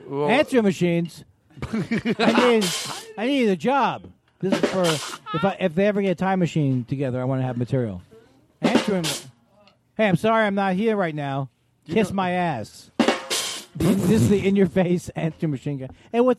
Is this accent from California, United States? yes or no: no; Queens, New York, United States; I'm from Queens.